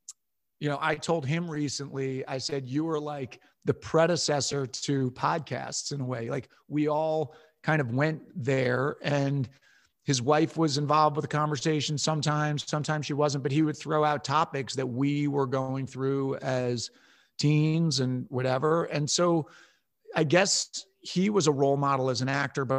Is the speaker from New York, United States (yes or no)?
yes; Westchester County, New York, United States; So I grew up in Westchester County, New York, about an hour north of New York City.